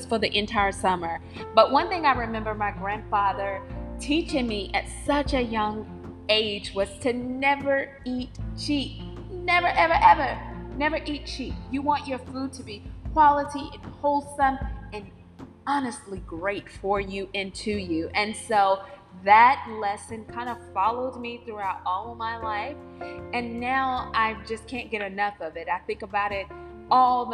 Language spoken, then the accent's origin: English; North Carolina, United States; accent: Southern; I'm from North Carolina, if you can't already tell with the Southern vernacular and accent